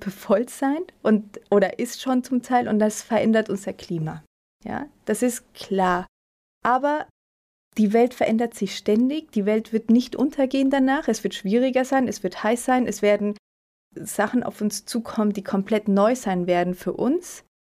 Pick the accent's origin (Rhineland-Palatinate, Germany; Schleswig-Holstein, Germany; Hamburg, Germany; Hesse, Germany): Rhineland-Palatinate, Germany; Mainz; Auch meine Heimat.